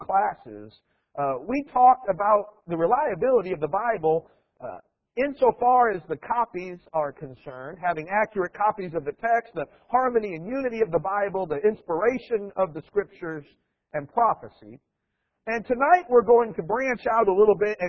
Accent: Iowa, United States; moved away; I grew up in Iowa

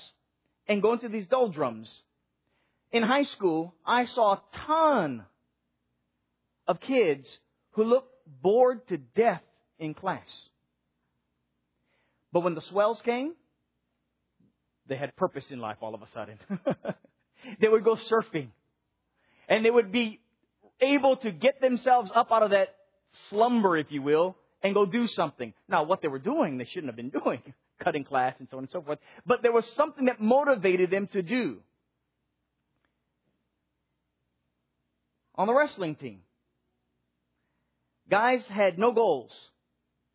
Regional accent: Hawaii, United States; now in Nashville, United States; growing up in Hawaii

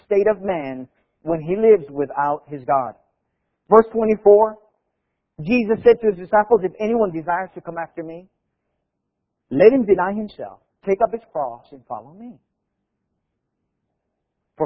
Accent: Hawaii, United States; I grew up in Hawaii

